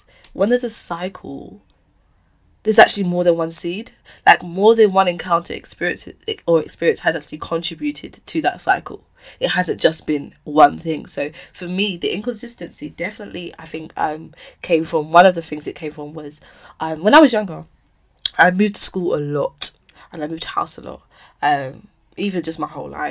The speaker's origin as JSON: {"language": "English", "region": "London", "country": "United Kingdom", "tie": "born or raised there", "said": "I moved to another school in Bermondsey, which was closer to my house. And then we moved from Bermondsey to Peckham Rye"}